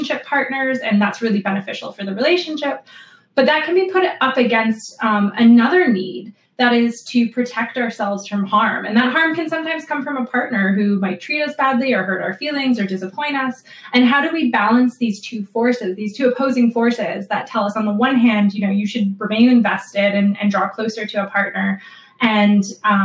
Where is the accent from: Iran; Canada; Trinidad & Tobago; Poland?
Canada; moved away as an adult; also born or lived in Buffalo, New York, United States; now in England, United Kingdom; I'm originally from Canada